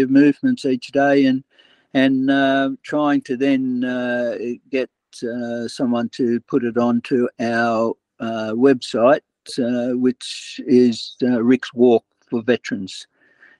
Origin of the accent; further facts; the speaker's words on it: Sydney, New South Wales, Australia; I'm originally from Bondi, I chose Sydney